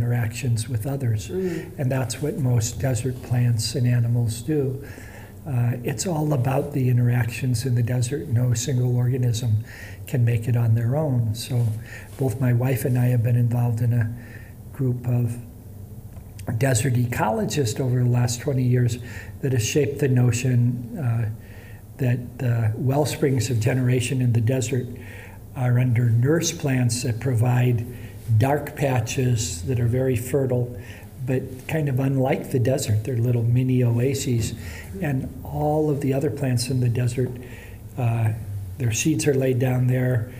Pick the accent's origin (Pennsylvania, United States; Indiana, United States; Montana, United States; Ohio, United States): Indiana, United States; moved away as an adult; I grew up in the Indiana sand dunes